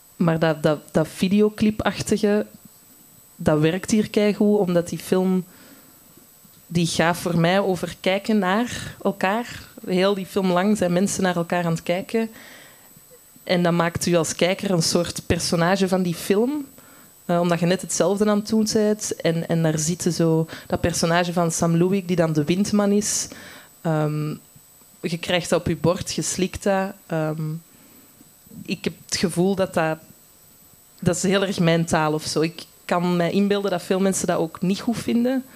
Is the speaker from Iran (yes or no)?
no; Antwerp, Flanders, Belgium; ik zelf van Antwerpen ben.